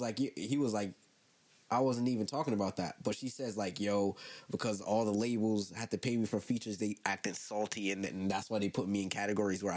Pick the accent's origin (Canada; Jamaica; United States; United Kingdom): Jamaica; I'm a Jamaican